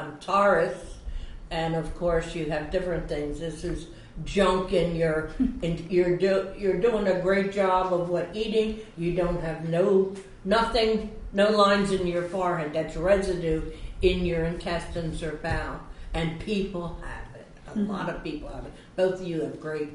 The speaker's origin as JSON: {"language": "English", "town": "Chester", "region": "Pennsylvania", "country": "United States", "tie": "born or raised there", "also_born_or_lived": "Philadelphia", "first_language": "Swedish", "second_language": "English", "said": "I was brought up in Chester and then went to Philly afterwards"}